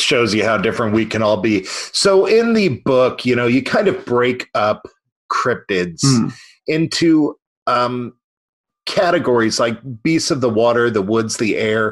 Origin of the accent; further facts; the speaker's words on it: United States; as an American